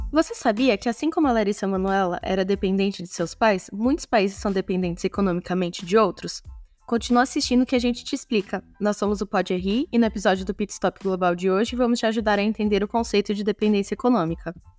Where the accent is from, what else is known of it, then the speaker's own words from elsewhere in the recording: Brazil; Nosso papel como brasileiros